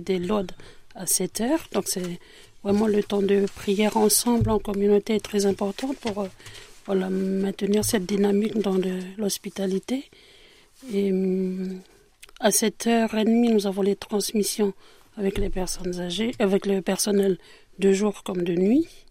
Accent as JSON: {"language": "French", "country": "New Caledonia", "moved": "yes", "lives_now": "France", "said": "je suis d'origine kanak je suis de Nouvelle-Calédonie"}